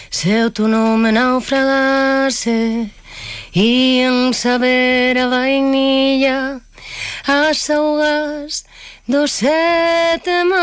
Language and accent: Spanish; Tenerife, Canary Islands, Spain; born there; Y ahora pues también vamos a, Tenerife, que es donde yo nací. Yo soy Chicharrera, mi niña.